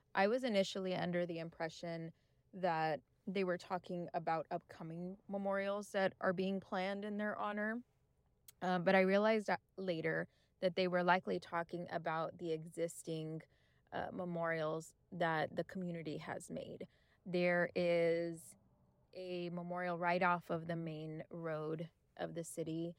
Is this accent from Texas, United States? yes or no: yes; Del Rio, Texas, United States; I'm from Del Rio, Texas.